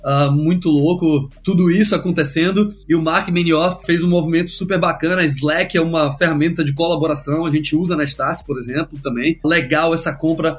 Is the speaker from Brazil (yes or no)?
yes; Brazil; now in Silicon Valley, United States; a gente, como brasileiro